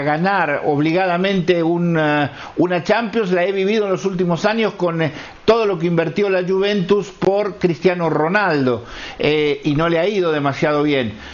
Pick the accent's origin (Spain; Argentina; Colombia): Argentina; soy argentino